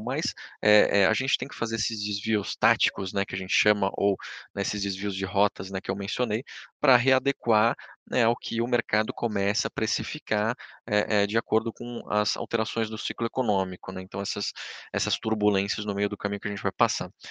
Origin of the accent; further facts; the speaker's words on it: Brazil; a gente, como brasileiro